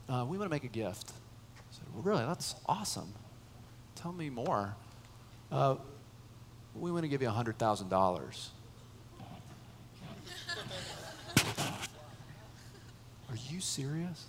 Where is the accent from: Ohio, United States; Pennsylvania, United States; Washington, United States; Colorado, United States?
Colorado, United States; Boulder; moved away as an adult; also born or lived in San Francisco Bay Area, California; I grew up in Boulder, but I was serving at a church in the Bay Area, San Francisco Bay Area